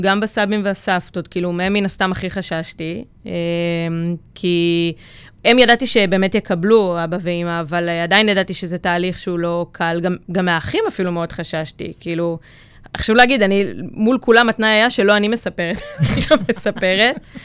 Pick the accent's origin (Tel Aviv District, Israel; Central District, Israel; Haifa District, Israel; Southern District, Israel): Central District, Israel; Maccabim; גדלתי במקום שהוא די בועה, במכבים